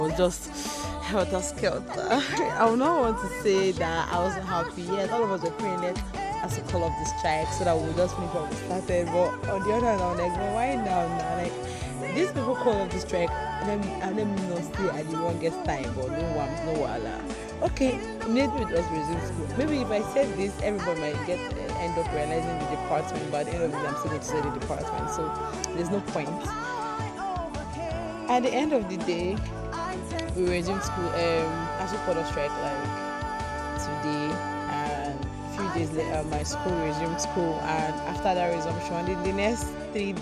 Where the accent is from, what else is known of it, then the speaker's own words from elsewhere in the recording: Nigeria; I'm a Nigerian student in the University of Alexei Kwame Federal University in the Falikiko Ebonyi State